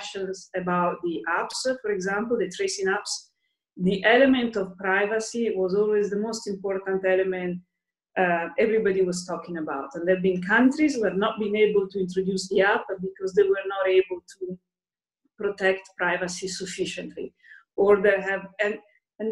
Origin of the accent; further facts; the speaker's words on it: Lombardy, Italy; now in Brussels, Belgium; I'm Italian, so, and I'm actually from Lombardy, so I my family is in Lombardy, and I've been in Brussels